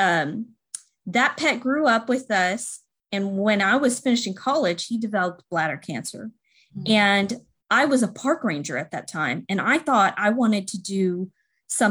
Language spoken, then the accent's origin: English; Houston, Texas, United States; also born or lived in Massachusetts; I am from Houston, Texas, born and raised here.